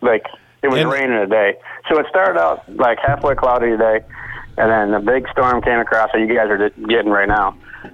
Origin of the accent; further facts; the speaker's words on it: Michigan, United States; moved away as an adult; now in Florida, United States; I've only been here 3 years, Jason. I still think that I'm from Michigan, but I'm not.